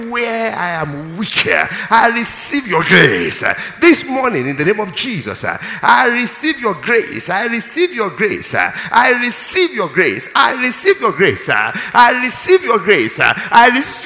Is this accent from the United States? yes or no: no; Nigeria; I'm strong as a Nigerian